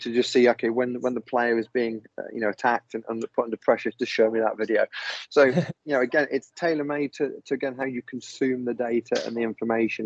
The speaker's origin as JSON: {"language": "English", "town": "Leicester", "region": "East Midlands", "country": "United Kingdom", "also_born_or_lived": "south of France", "moved": "as an adult", "lives_now": "France", "said": "I'm from Leicester in England"}